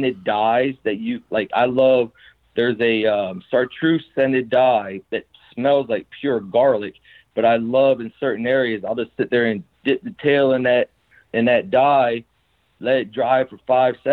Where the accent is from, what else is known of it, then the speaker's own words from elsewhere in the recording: South Carolina, United States; growing up in the South, in South Carolina